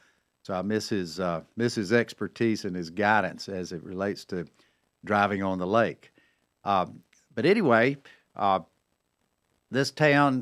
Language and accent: English; Cornelius, North Carolina, United States; right here in my hometown of Cornelius, North Carolina.